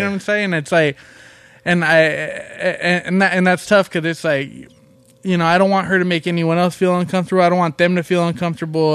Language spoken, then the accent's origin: English; Long Beach, California, United States; also born or lived in Compton, California; we grew up in Long Beach and Compton